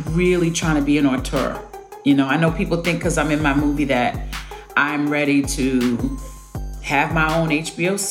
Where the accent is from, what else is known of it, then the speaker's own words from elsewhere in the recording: New York City, New York, United States; I grew up on New York cinema